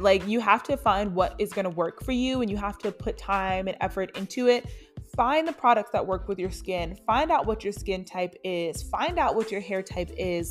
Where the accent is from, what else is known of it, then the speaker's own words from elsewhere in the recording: Charlotte, North Carolina, United States; I am from Charlotte